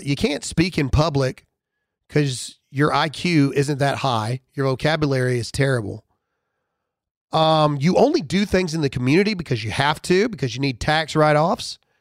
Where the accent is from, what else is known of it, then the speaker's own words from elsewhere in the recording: United States; everything that we held dear as Americans, pride that we had of being Americans